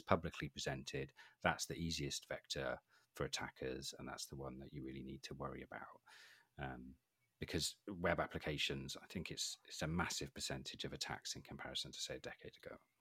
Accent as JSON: {"language": "English", "region": "Wales", "country": "United Kingdom", "said": "I'm from Wales"}